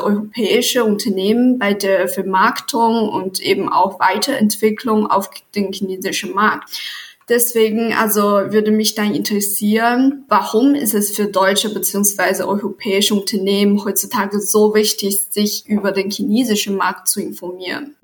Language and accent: German; China; German is a second language; moved away as an adult; now in Munich, Germany; ich komme aus China